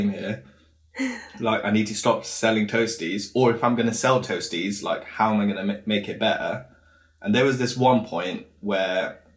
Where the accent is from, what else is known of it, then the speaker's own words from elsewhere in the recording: Wales, United Kingdom; I come from a little town in Wales, like Brecon Beacons